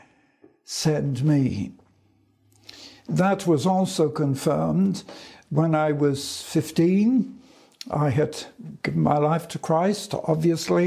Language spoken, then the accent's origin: English; London, United Kingdom; in 1940, I was evacuated from London for a short time to Scotland